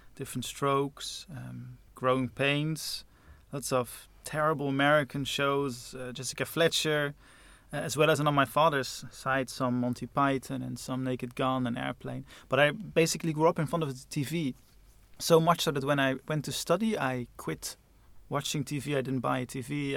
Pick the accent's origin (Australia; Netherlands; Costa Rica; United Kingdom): Netherlands; Growing up in those suburbs in Holland